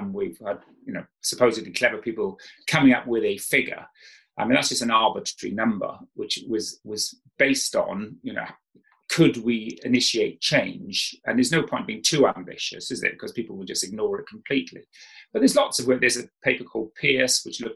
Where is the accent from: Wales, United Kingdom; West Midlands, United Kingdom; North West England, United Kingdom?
Wales, United Kingdom; South; when I grew up in South Wales